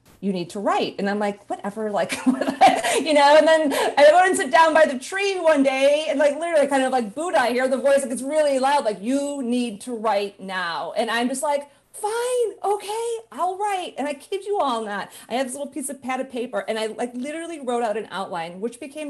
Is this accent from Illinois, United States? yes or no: yes; Chicago, Illinois, United States; moved away as an adult; now in California, United States; I grew up in Chicago, and as soon as I finished my MBA, I left Chicago